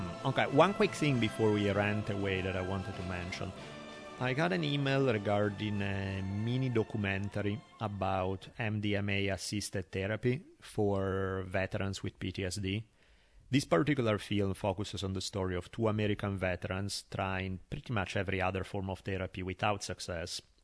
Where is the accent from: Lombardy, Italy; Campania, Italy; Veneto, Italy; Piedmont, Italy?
Lombardy, Italy; Milan; moved away; growing up in Italy on the subway, basically, where, you know, I was traveling in Milan on the subway all the time